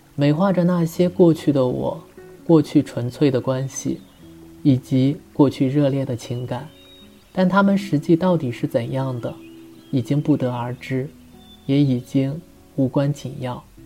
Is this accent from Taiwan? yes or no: no; at the foot of Changbai Mountain, a border township in Jilin Province, China; moved away; 我的家乡坐落在东北长白山脚下，吉林省内的一个边陲乡镇。北纬四十二点五，东经一百二十六度。